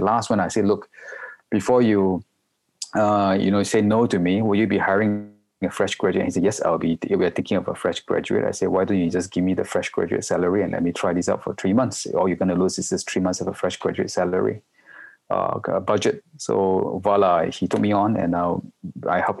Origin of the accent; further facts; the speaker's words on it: Malaysia; also born or lived in Singapore; now in Hong Kong; I'm a Malaysian, but I'm based in Hong Kong for the past 16 years already.